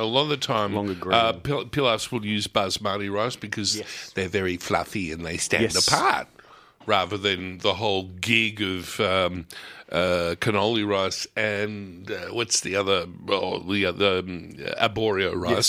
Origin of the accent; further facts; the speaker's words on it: Bronx, New York, United States; Hey, I'm right. I'm from the Bronx, okay? Don't mess with me.